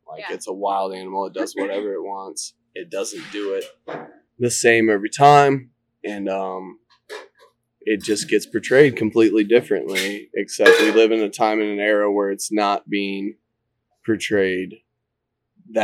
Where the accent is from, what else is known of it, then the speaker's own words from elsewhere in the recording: Eastern Iowa, United States; I grew up in Eastern Iowa my entire life